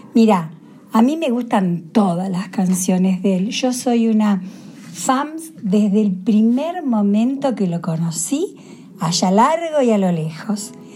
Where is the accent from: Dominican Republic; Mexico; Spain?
Spain; Valladolid, Castile and León; soy de aquí de Valladolid